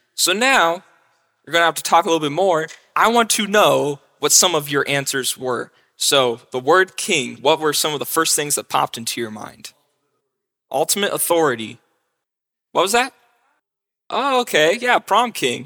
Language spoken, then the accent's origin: English; Mount Vernon, Ohio, United States; I'm from Mount Vernon